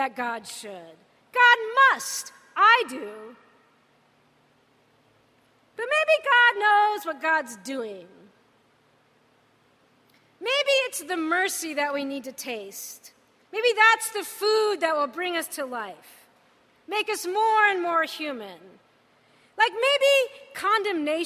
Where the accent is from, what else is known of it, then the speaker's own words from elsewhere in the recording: United States; I'm American.